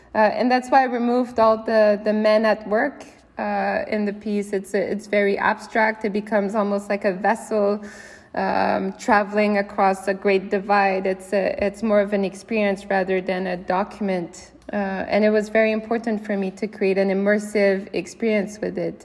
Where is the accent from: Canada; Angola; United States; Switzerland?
Canada; growing up in Canada